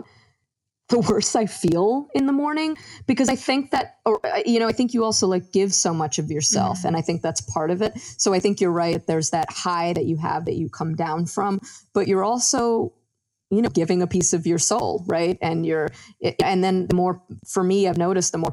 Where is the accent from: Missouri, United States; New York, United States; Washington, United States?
New York, United States; Westchester; also born or lived in Yonkers, New York; I grew up in Westchester. So I've been in New York for pretty much my whole life